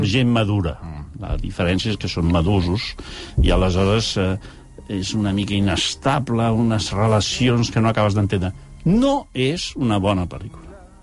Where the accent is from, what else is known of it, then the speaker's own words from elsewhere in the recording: Barcelona, Catalonia, Spain; com a barcelonins